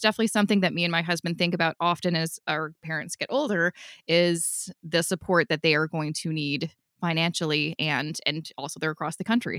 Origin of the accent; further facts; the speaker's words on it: Vancouver, British Columbia, Canada; now in Ontario, Canada; I'm originally from Vancouver